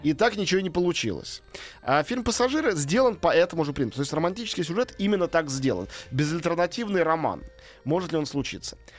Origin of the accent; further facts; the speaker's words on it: Moscow, Russia; теперь я опять москвич